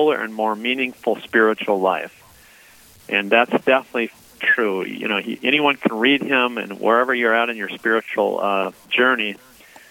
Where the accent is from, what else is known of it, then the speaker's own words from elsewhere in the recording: St. Paul, Minnesota, United States; moved away as an adult; now in Bay Area, California, United States; I grew up in St. Paul, Minnesota